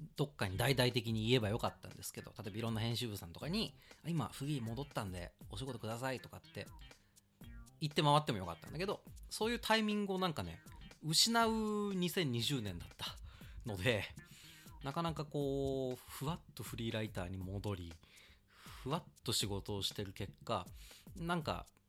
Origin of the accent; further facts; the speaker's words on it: Kawasaki, Kanagawa, Japan; also born or lived in Setagaya, Tokyo; now in Tokyo, Japan; 出身地、えーっとね、神奈川県川崎市ですね。で、一時子供の頃世田谷に住んでて、で、今は東京に